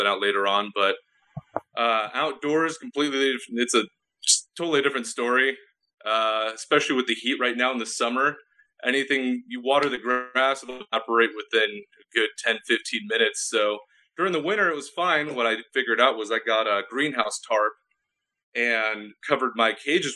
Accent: California, United States; I was born and raised in California, literally at the hospital

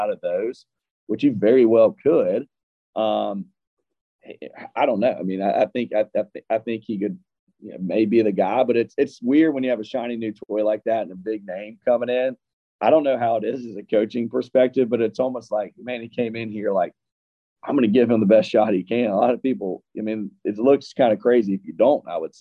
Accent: Deep South, United States; growing up in the Deep South

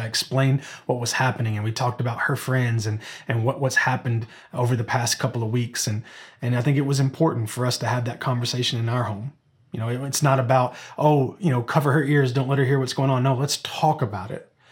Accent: Memphis, Tennessee, United States; we were born and raised in Memphis, Tennessee

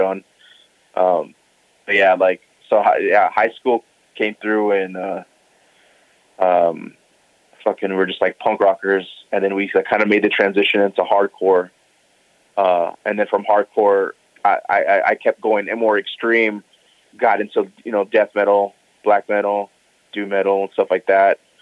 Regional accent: Pomona, California, United States; also born or lived in Los Angeles, United States; I grew up in Pomona.

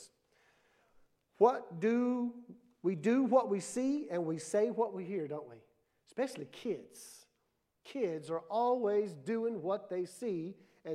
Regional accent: Mississippi, United States; I was born and raised in Mississippi.

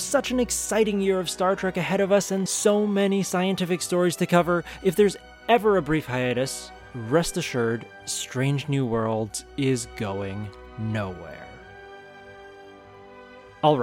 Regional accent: San Francisco Bay Area, California, United States; I grew up in the San Francisco Bay Area

